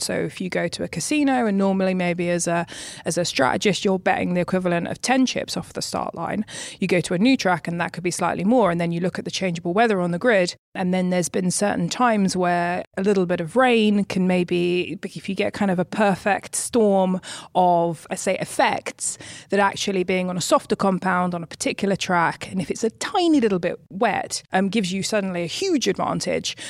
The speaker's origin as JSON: {"language": "English", "country": "United Kingdom", "also_born_or_lived": "Maranello", "moved": "as an adult", "said": "being a British woman"}